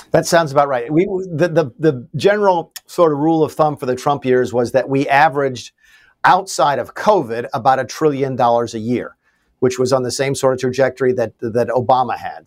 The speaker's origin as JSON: {"language": "English", "region": "the South", "country": "United States", "tie": "born or raised there", "said": "I live still, and I grew up in the South that was just destroyed by NAFTA"}